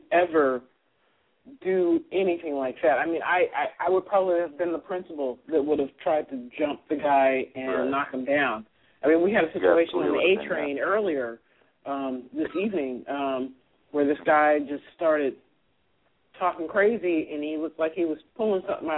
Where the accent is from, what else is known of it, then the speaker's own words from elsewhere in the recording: Fresno, California, United States; I grew up in Fresno, California.